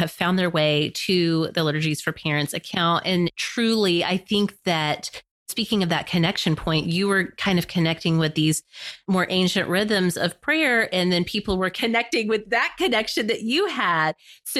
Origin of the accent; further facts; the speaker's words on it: United States; as American Christians